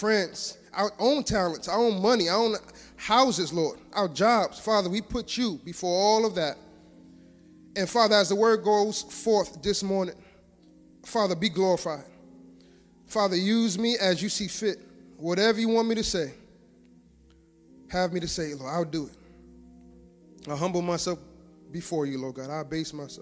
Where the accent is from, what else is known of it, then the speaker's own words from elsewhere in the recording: New York City, New York, United States; growing up in Brooklyn